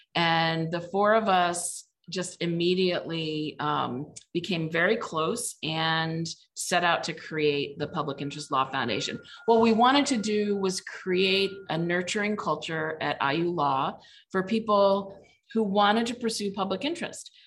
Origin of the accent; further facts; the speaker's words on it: Mishawaka, Indiana, United States; moved away as an adult; now in Cleveland, United States; I'm from Indiana, grew up in Mishawaka, Indiana